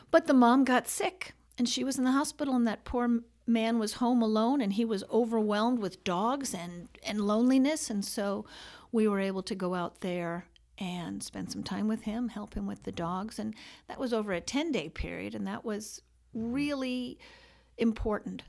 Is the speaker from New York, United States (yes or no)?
yes; New York City, New York, United States; born and raised in New York City